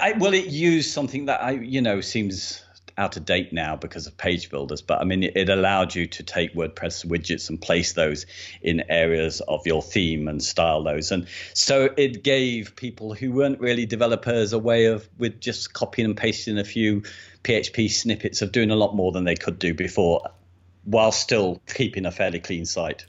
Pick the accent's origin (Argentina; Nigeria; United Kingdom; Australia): United Kingdom; England; I'm English